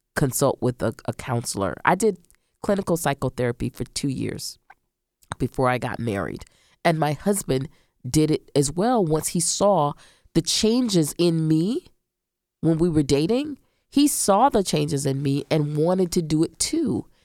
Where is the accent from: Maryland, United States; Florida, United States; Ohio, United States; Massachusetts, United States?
Florida, United States; Central; I grew up in Central Florida